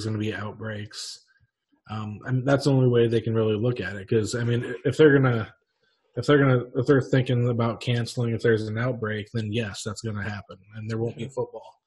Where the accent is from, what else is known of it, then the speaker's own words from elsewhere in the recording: Northeast Nebraska, United States; that's where I'm from originally, close by. That's I'm from Northeast Nebraska